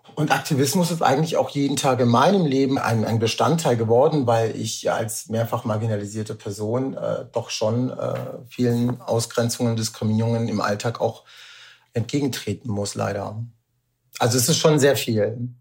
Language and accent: German; Rüsselsheim, Hesse, Germany; also born or lived in Darmstadt; Meine Mutter ist dann schwanger geworden und ich bin in Rüsselsheim geboren